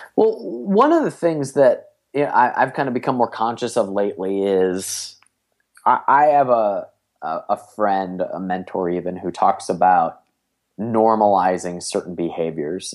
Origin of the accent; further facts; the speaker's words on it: Cleveland, Ohio, United States; I'm from Cleveland, Ohio